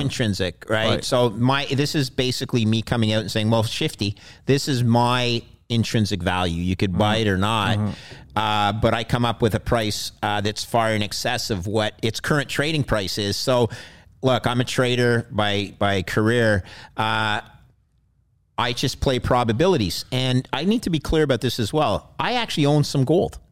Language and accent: English; Montreal, Quebec, Canada; I grew up in Montreal